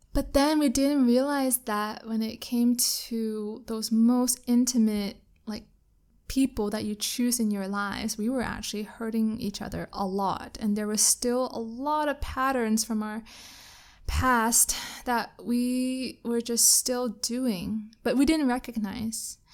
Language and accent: English; Canada; now in Kuala Lumpur, Malaysia; I'm Canadian